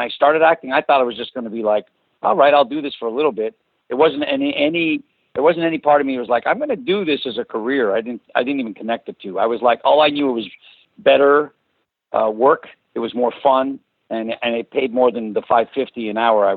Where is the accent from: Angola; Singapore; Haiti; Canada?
Canada; Toronto, Ontario; English is a second language; also born or lived in Azores, Portugal; I was born in the Azores, and when I got to Toronto, where we immigrated from, I was was in kindergarten in grade. I was 6 years old